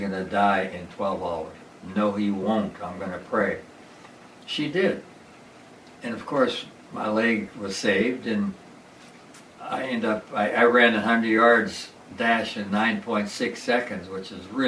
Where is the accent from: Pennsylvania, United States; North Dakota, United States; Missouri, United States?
Pennsylvania, United States; Wall; moved away; also born or lived in Turtle Creek, Pennsylvania; I was born and raised in the suburb of Pittsburgh, Pennsylvania, in Wall